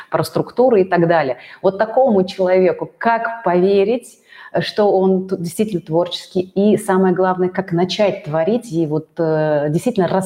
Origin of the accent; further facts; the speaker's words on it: Russia; Мало того, что я вообще, я татарка да, и русское творчество, как бы я люблю его, все, но я как бы у меня нас дома никто русские народные песни не пел.